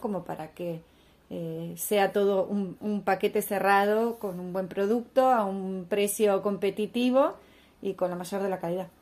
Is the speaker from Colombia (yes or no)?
no; Argentina; en un país como Argentina donde valoramos tanto